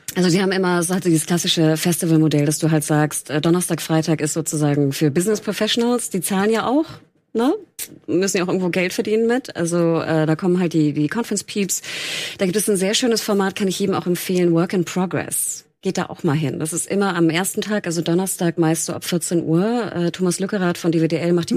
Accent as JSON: {"language": "German", "area": "the North", "region": "Northern Germany", "country": "Germany", "said": "ich bin aus dem Norden"}